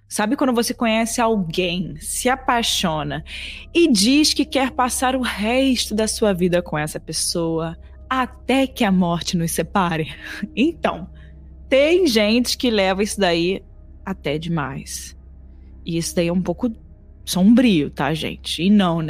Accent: Brazil; sendo brasileira

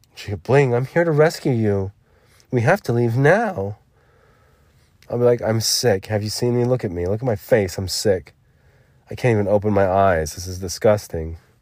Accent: United States; I'm an American

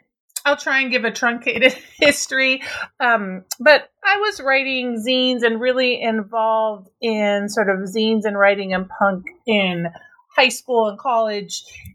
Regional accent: Minnesota, United States; because I grew up in Minnesota, I was really involved in sort of this Minnesota punk scene

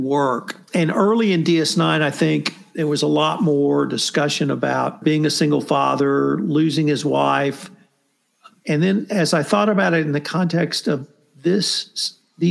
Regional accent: Kerrville, Texas, United States; my hometown of Kerrville

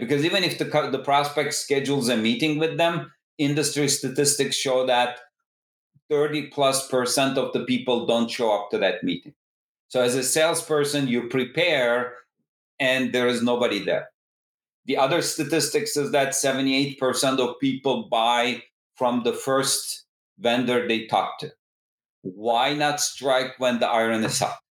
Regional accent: Istanbul, Turkey; moved away as an adult; also born or lived in Massachusetts, United States / Berkeley, California, United States; originally, I come from Istanbul, Turkey.

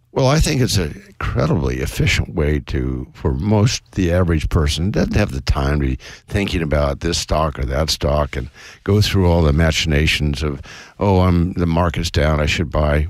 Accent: West Coast, United States; I was brought up on the West Coast

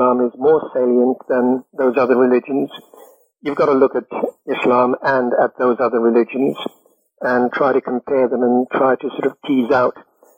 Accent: United Kingdom; I said, you know, I don't have a methodology, I'm British.

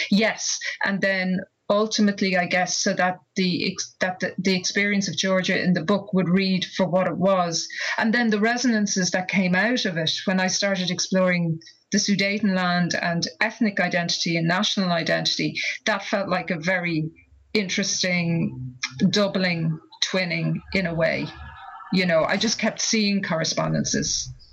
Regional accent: Ireland; growing up in Ireland in the 1970s

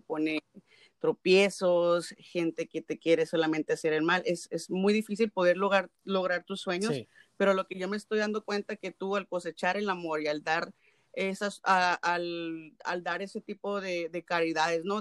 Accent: Mexico; como típica nopalera mexicana

